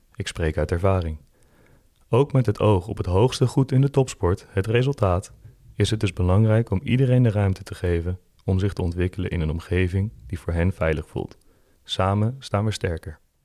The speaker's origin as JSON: {"language": "Dutch", "town": "Veenendaal", "region": "Utrecht", "country": "Netherlands", "tie": "born or raised there", "said": "Ik ben opgegroeid in Veenendaal"}